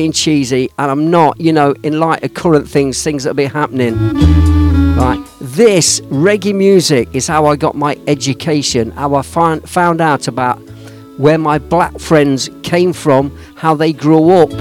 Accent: Leicester, East Midlands, United Kingdom; I was born in the red light district, the predominantly Indian and Jamaican area of Leicester, my hometown.

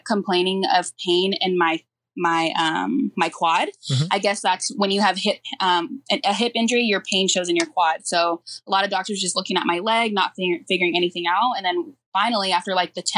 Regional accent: Lakewood, California, United States; I grew up in Lakewood, California, and it's a big sports town.

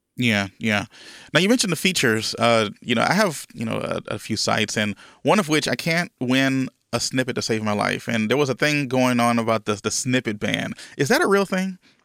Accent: Louisiana, United States; I'm originally from Louisiana, right? I'm, I'm from the, the, the good old South here in the United States.

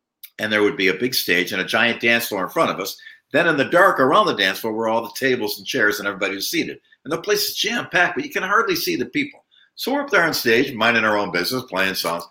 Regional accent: Buffalo, New York, United States; in Buffalo, New York, my hometown

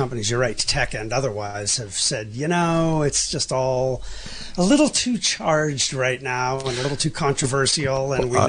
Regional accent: Pittsburgh, Pennsylvania, United States; Pinkerton Strike Breakers back in my hometown of Pittsburgh.

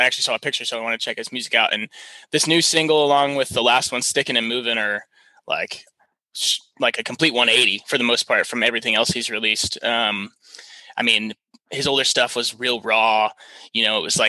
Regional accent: Houston, Texas, United States; I grew up in Texas and I've been surrounded by it my whole life

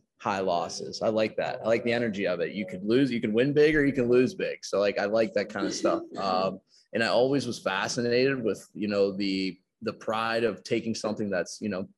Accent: Pittsburgh, Pennsylvania, United States; I'm from the South of Pittsburgh. So I'm 20 minutes from the city

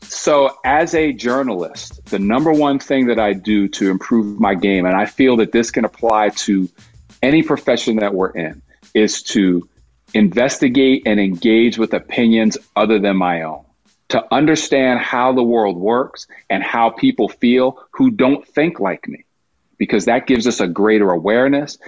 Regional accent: Poughkeepsie, New York, United States; I'm growing up in Poughkeepsie, New York

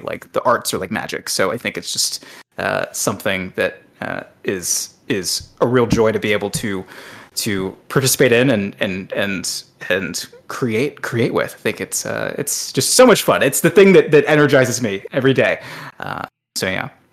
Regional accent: Atlanta, Georgia, United States; I'm also from Atlanta

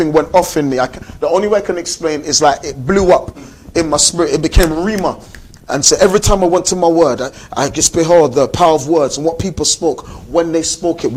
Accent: London, United Kingdom; I grew up in South London

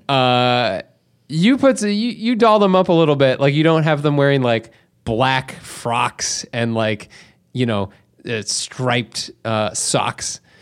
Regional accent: Canada; we're from Canada

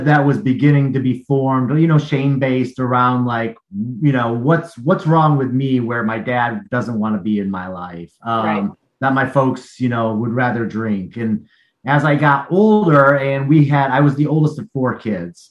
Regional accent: Battle Creek, Michigan, United States; moved away as an adult; now in Portland, United States; I was born in the Upper Peninsula of Michigan on a small Native American reservation land, a little village called Launce. And then I moved downstate to the Lower Peninsula of Michigan to Battle Creek

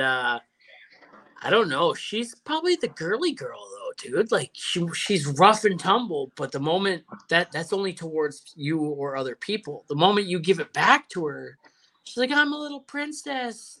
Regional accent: Canada; I'm Canadian

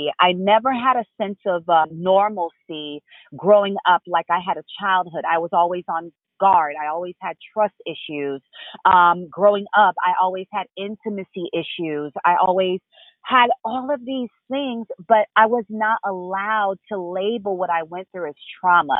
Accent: Florida, United States; also born or lived in Haiti; I was born in Haiti and raised here in Florida

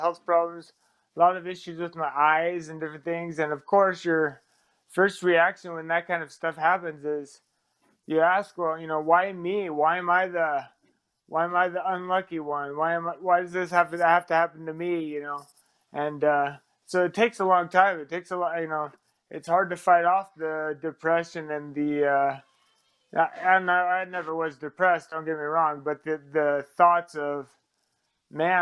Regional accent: Seattle, Washington, United States; moved away; also born or lived in Arizona / Utah; I'm originally from Seattle, but then I went to high school in Arizona

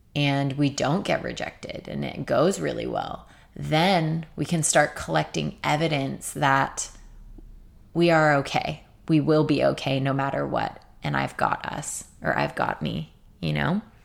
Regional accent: Torrance, California, United States; now I'm living with one of my best friends in my hometown in Torrance

